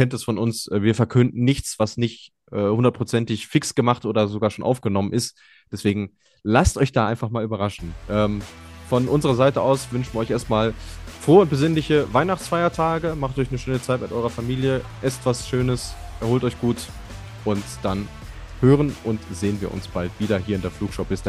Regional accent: North Rhine-Westphalia, Germany; wie sagt man so salopp bei uns in Ostwestfalen, darfst gerne wiederkommen.

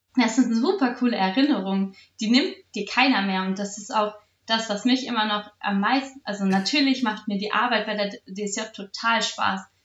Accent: Salzgitter, Lower Saxony, Germany; ich habe angefangen bei der Sportjugend Salzgitter mich zu engagieren. Ich war dann auch, also bin auch immer noch in meinem Verein Jugendwarten, habe da ähm, mein, das erste J-Team in meiner Heimatstadt gegründet

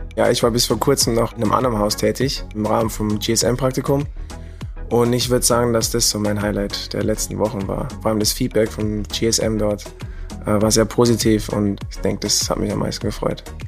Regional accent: Germany; moved away as an adult; now in Vienna, Austria; ich komme aus Deutschland und bin nach Wien gezogen

